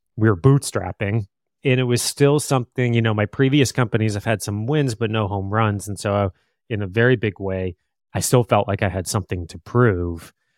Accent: Plymouth, Michigan, United States; moved away as an adult; also born or lived in Chicago; now in Bay Area, United States; I grew up about a half hour outside of Detroit in a little town called Plymouth, and, uh, born, kind of raised there

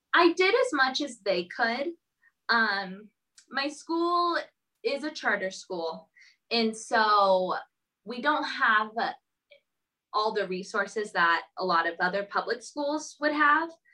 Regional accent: Southern California, United States; moved away as an adult; also born or lived in Arizona; now in Minneapolis, United States; I grew up in Southern California

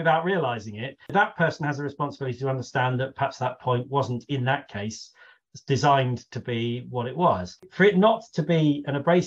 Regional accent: United Kingdom; I'm British

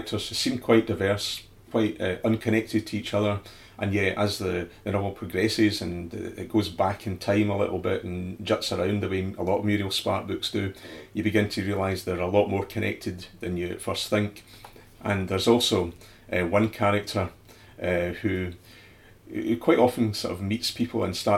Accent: Scotland, United Kingdom; ourselves as Scottish people

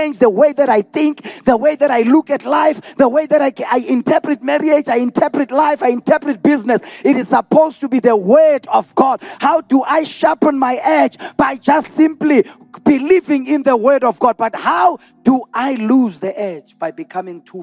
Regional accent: Delmas, Mpumalanga, South Africa; I was born in Delmas. I lived and grew up 813 Vilakazi Street

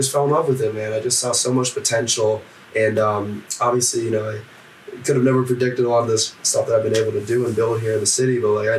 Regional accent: Oakland, California, United States; moved away as an adult; now in Chicago, United States; So born and raised in the Bay Area.

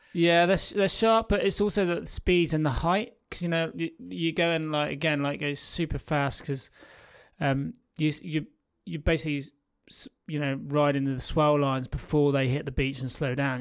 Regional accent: North Devon, South West England, United Kingdom; growing up in North Devon

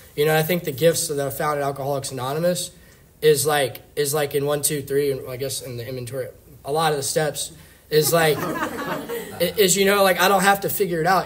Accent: Richmond, Virginia, United States; I was born in Richmond, Virginia

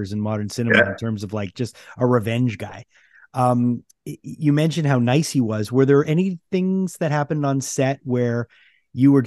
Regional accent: Canada; we're Canadian

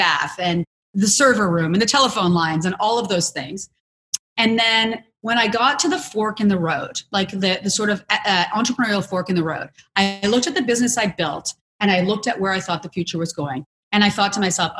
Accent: Canada; I'm also Canadian

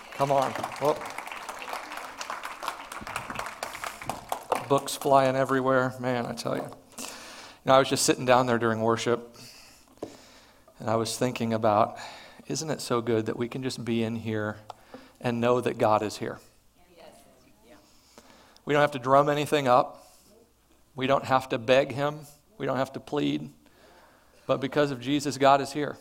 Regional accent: Perryville, United States; moved away; I grew up here in Perryville

